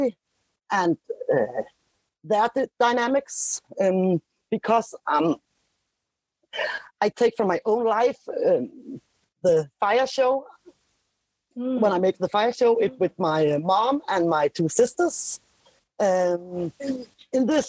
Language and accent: English; Denmark; I'm from Denmark